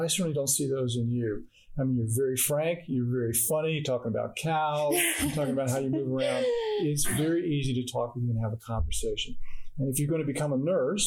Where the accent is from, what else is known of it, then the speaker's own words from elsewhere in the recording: Phoenix, Arizona, United States; moved away; I'm from Phoenix